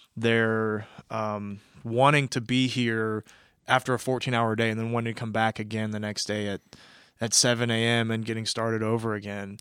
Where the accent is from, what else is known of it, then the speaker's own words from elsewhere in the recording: Kansas City, Missouri, United States; moved away as an adult; also born or lived in West Coast; I'm originally from Kansas City, Missouri